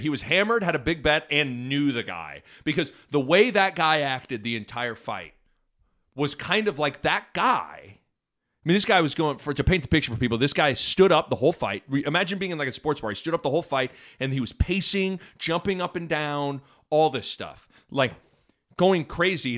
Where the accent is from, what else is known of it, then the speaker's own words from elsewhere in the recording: Lincoln, Nebraska, United States; growing up in Nebraska and growing up in Lincoln